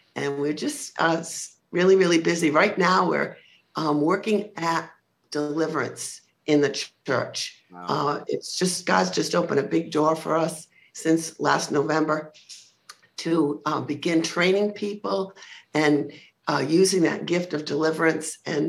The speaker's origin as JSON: {"language": "English", "region": "Rhode Island", "country": "United States", "lives_now": "Palm Coast, United States", "said": "No, Rhode Island. Yeah. And a lot of people think that I sound like I'm from the Bronx."}